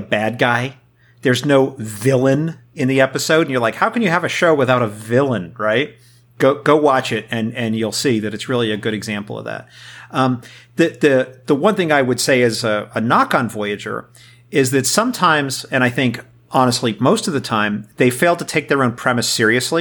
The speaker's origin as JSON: {"language": "English", "town": "New York City", "region": "New York", "country": "United States", "tie": "born or raised there", "said": "I grew up in New York City"}